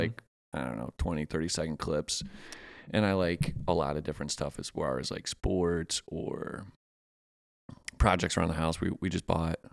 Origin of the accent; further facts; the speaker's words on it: Pennsylvania, United States; now in Augusta, United States; I'm a transplant from Pennsylvania